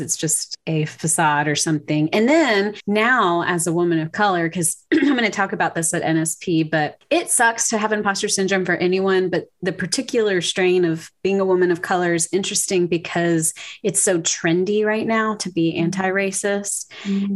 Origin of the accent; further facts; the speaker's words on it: Louisiana, United States; moved away as an adult; also born or lived in Waco, Texas; now in Cedar Park, United States; I'm from Louisiana originally. I moved to Texas in 2008 for seminary